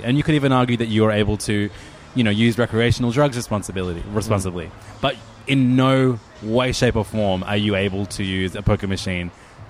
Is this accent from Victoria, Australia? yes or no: no; Hornsby, New South Wales, Australia; I grew up in Hornsby.